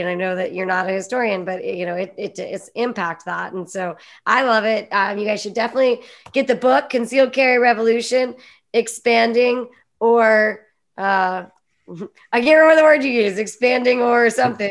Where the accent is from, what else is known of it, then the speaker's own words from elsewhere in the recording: Pennsylvania, United States; I grew up in Pennsylvania where it was super socially acceptable to open carry